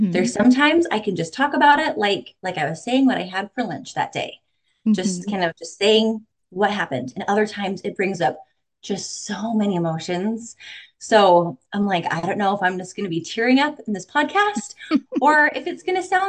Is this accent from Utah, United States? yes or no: yes; Utah, United States; also born or lived in Arizona; now in Missouri, United States; I'm from Utah. We're also from Arizona. We've also lived in Michigan, Colorado, Kentucky, Indiana.